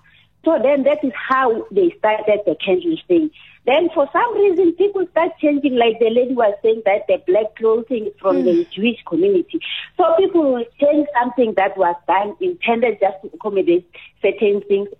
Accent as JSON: {"language": "English", "region": "Limpopo", "country": "South Africa", "tie": "born or raised there", "moved": "yes", "lives_now": "Johannesburg, South Africa", "said": "I grew up in Limpopo. We grew up in hut houses. We didn't have electricity."}